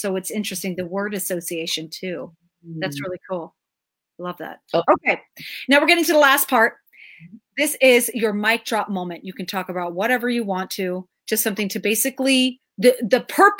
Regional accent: United States; born there; So I was born in the United States.

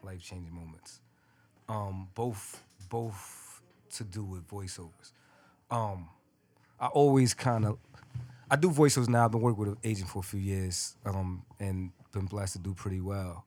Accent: New York City, New York, United States; I'm a kid from Brooklyn from the hood

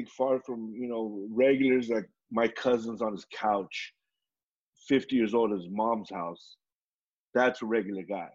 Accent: Southern California, United States; we were raised in Southern California

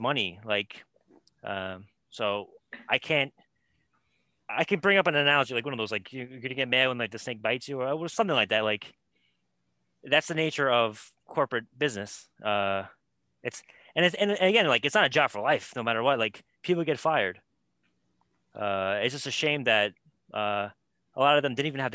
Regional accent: New York, United States; I'm a New Yorker

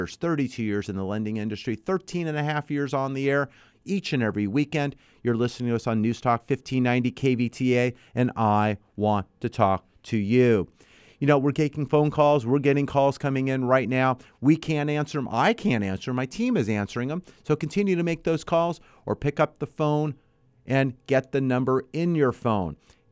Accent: San Fernando Valley, California, United States; As a kid, I grew up in San Fernando Valley, so we had the Sylmar earthquake back in 1971.

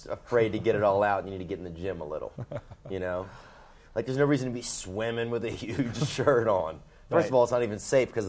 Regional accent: United States

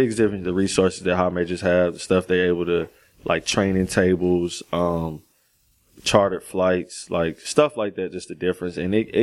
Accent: Greensboro, North Carolina, United States; I grew up here.

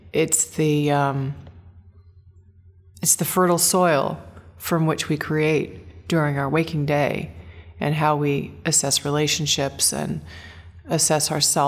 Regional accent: Seaside, Oregon, United States; Well, I was born in the Northwest, Seaside, Oregon.

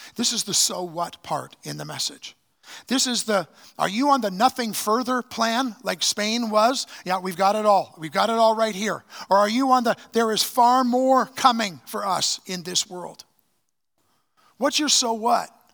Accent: Canada; I am so thankful that God, uh, allowed me to be born in this nation

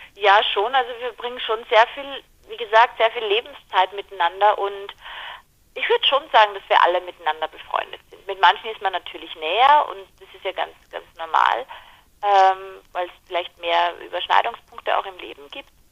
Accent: Mostviertel, Lower Austria, Austria; eine Niederösterreicherin, eine Mostviertlerin, das ist meine Heimat quasi, aus der ich komme

